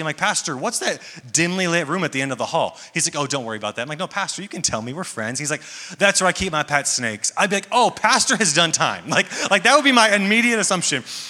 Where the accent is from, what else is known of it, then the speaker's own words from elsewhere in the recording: Atlanta, Georgia, United States; I am from Atlanta, Georgia